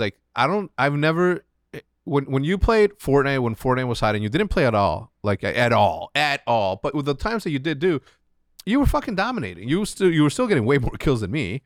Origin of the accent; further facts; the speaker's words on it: Chicago, Illinois, United States; growing up in Chicago